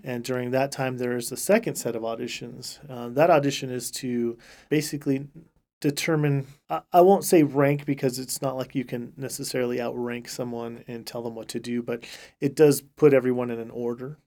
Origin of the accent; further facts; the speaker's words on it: Riverbank, California, United States; moved away as an adult; now in Stillwater, United States; I'm from Riverbank, California, which is, uh, uh, just a couple hours south of the state capital, Sacramento.